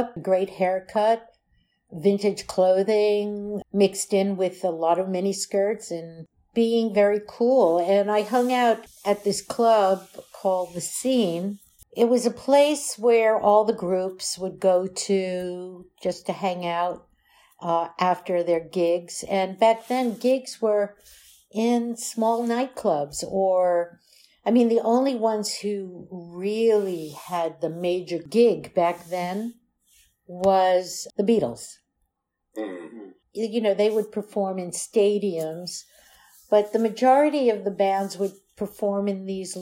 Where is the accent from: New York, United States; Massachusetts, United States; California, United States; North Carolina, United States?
New York, United States; New York City; also born or lived in Florida / Belle Harbor, Queens / Manhattan / Naples, Italy; now in New York, United States; I grew up in Brooklyn. Then we moved to Florida when I was 8. Moved back to New York after a year. Moved to Brooklyn. And then when I was 11... we moved to Bell Harbor, which is in Queens, New York